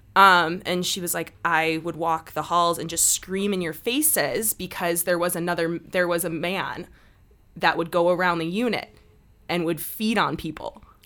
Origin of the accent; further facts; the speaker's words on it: Chicago, Illinois, United States; moved away as an adult; now in Salt Lake City, United States; I am originally from Chicago, Illinois. I've been out here in Salt Lake for about three years